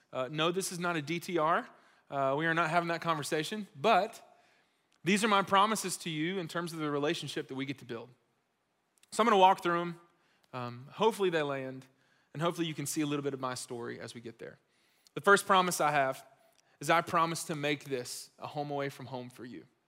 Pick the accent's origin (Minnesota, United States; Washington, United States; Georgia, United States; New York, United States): Georgia, United States; Gwinnett County; I grew up in Gwinnett, uh, other side of Atlanta.